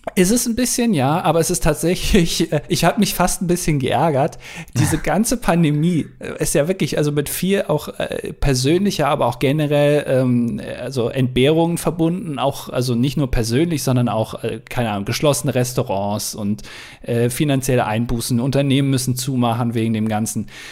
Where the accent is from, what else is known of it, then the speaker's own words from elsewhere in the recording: Germany; als Deutscher